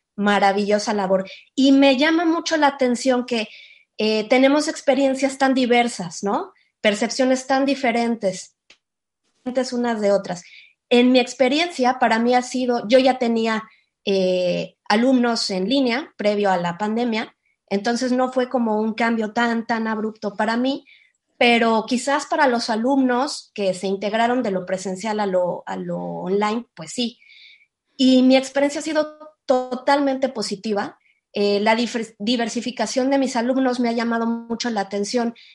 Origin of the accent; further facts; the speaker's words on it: Mexico; Yo estoy en México, yo soy mexicana